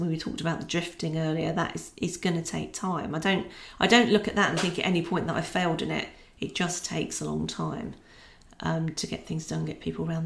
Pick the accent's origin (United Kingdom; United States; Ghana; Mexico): United Kingdom; Scotland; also born or lived in London; now in Peterborough, United Kingdom; Being Scottish, I'm that bit closer to Scotland living in Peterborough than when I lived in London.